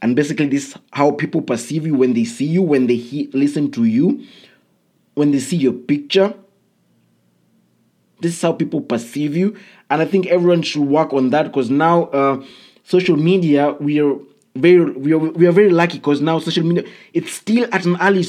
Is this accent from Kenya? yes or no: yes; Kenya; I come from Kenya